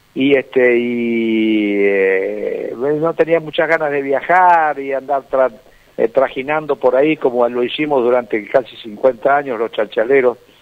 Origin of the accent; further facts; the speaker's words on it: Resistencia, Chaco, Argentina; cuando yo nací en Resistencia, me hicieron un monolito, eh, se llama Esquina …, donde yo empecé a cantar